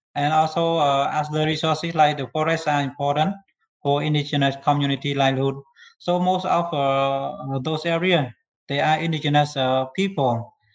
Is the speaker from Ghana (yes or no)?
no; Cambodia; I'm from Cambodia